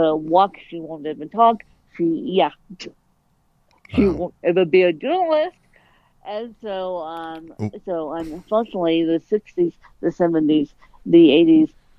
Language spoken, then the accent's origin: English; Colorado, United States; born or raised there